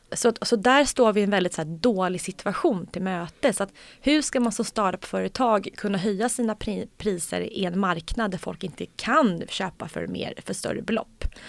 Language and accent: Swedish; Sweden; vi svenskar